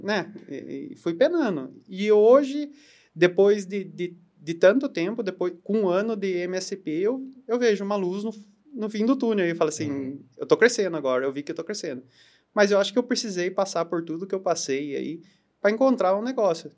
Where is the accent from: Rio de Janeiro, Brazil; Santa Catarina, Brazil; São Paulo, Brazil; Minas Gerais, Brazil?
São Paulo, Brazil; Saltinho; also born or lived in Itapetininga; eu sou nascido em Itapetininga, ah, mas eu sempre vivi em, na, na cidade de Saltim, já fazem quase 37 anos